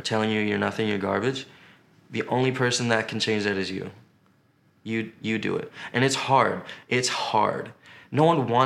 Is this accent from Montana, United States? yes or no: no; New York, United States; moved away as an adult; now in Los Angeles, United States; as a New Yorker